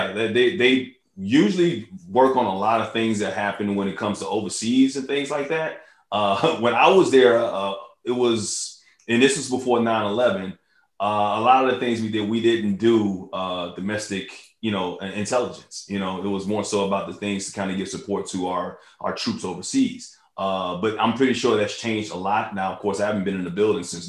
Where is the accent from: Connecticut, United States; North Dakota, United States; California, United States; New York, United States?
New York, United States; New York City; when I was born in New York, I was, you know, raised across the street from Yankee Stadium